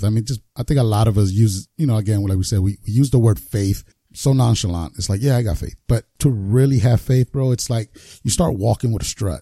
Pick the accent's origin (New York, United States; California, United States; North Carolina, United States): California, United States; Los Angeles; growing up in South Central where I did